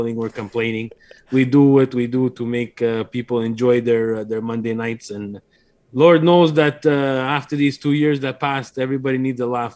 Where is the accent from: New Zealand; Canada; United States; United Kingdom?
Canada; now in Montreal, Canada; We are from Canada